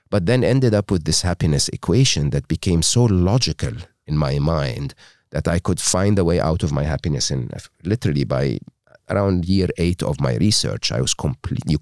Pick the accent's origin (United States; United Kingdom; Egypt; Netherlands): Egypt; English is a second language; I was born and raised in Egypt uh, educated in a public school and a public uh, university in Egypt.